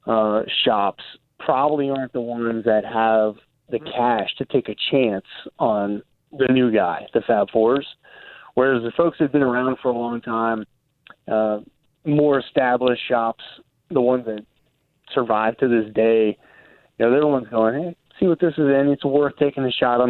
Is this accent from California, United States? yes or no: no; Texas, United States; moved away as an adult; also born or lived in Australia / Jakarta, Indonesia; now in Durango, United States; I grew up in Texas, went to Texas A&M